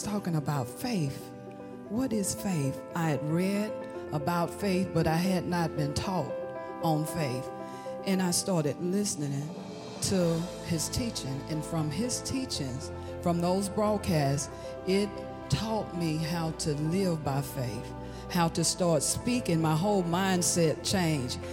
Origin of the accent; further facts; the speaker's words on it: Hattiesburg, Mississippi, United States; I'm from Hattiesburg, Mississippi